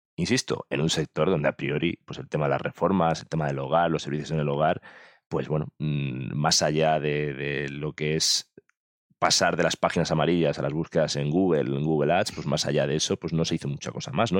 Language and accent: Spanish; Mallorca, Balearic Islands, Spain; me he traído un paisano, un paisano de mi tierra, un paisano de Mallorca